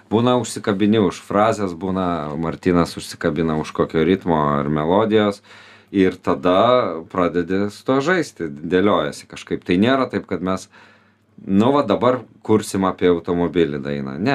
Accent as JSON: {"language": "Lithuanian", "town": "Vilnius", "region": "Vilnius County", "country": "Lithuania", "said": "Mes Vilniečiai"}